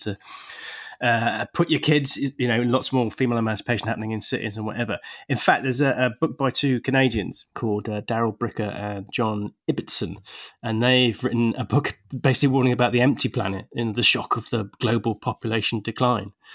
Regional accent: England, United Kingdom; I'm an English bloke

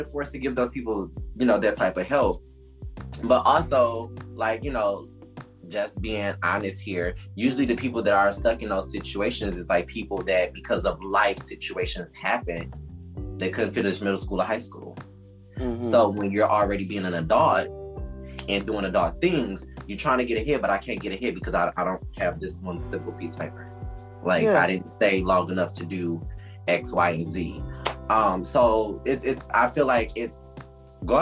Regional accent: Detroit, Michigan, United States; growing up in Detroit, West Side Detroit, shout out to all my Detroit folks

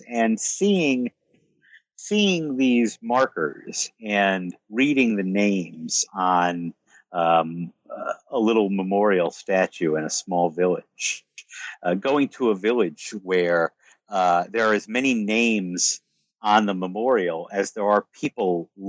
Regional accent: United States; I was treated exceedingly well everywhere I went in France for no other reason than because I'm American

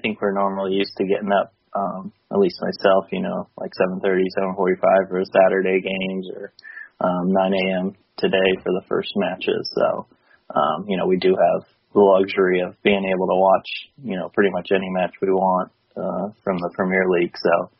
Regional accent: Tampa, Florida, United States; I'm from Tampa, Florida. So, you know, from the States.

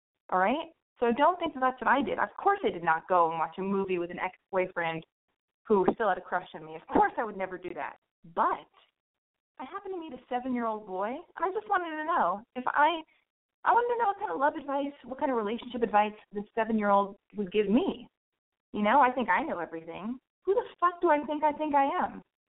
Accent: Los Angeles, California, United States; You know, I was born and raised in Los Angeles.

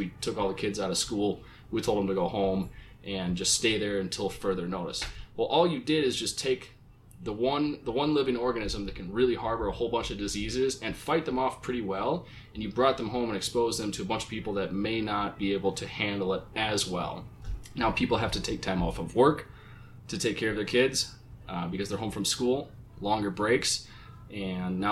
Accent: Minnesota, United States; my home state of Minnesota.

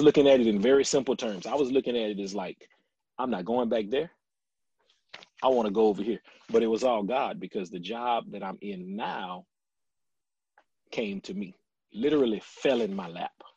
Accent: Lafayette, Louisiana, United States; moved away; I loved growing up in Lafayette. I couldn't think of a better place to grow up.

